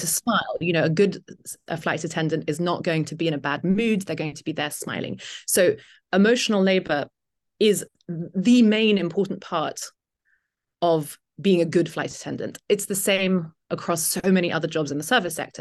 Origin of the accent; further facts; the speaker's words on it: United Kingdom; accent: British; moved away as an adult; also born or lived in Italy; now in Detroit, United States; I am indeed British